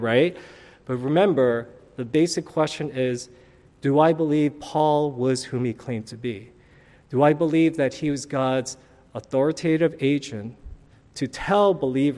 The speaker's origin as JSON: {"language": "English", "town": "New York City", "region": "New York", "country": "United States", "tie": "born or raised there", "said": "when I was growing up in New York City"}